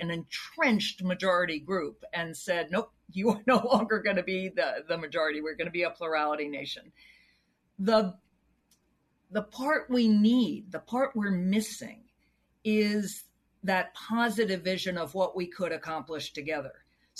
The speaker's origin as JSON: {"language": "English", "region": "the South", "country": "United States", "tie": "born or raised there", "said": "Again, I grew up in the South."}